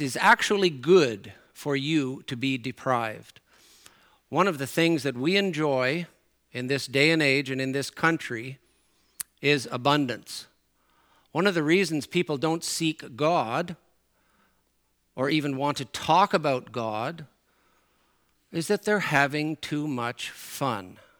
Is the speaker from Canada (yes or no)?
yes; Newfoundland and Labrador, Canada; accent: Newfoundland; moved away; my Newfoundland accent comes out and my Newfoundland expressions come out